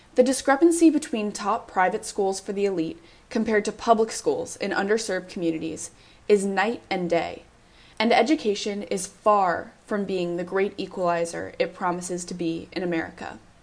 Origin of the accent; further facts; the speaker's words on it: Evergreen, Colorado, United States; My mom and dad are both public school teachers in my hometown of Evergreen, Colorado